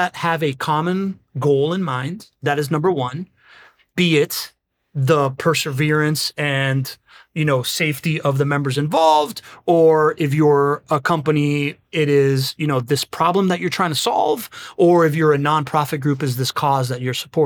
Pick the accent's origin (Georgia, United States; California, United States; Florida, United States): Florida, United States; Miami; I grew up in Miami